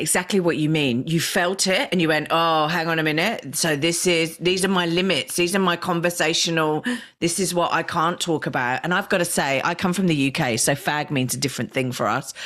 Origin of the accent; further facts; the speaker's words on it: Australia; we're Australian